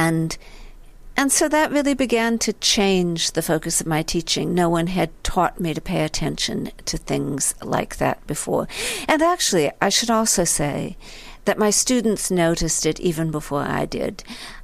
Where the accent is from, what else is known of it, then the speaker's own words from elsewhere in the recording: San Francisco Bay Area, California, United States; moved away as an adult; also born or lived in New Haven, Connecticut; I grew up in a very beautiful place, the San Francisco Bay Area